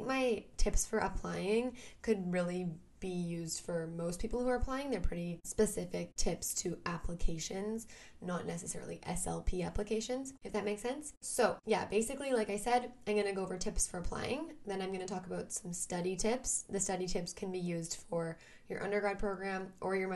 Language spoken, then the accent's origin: English; Vancouver, British Columbia, Canada; I'm from Vancouver, Canada